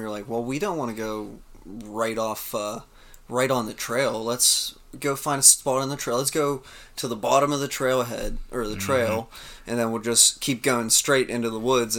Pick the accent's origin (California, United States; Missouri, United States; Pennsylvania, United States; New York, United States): Pennsylvania, United States; Western; we're from Western Pennsylvania.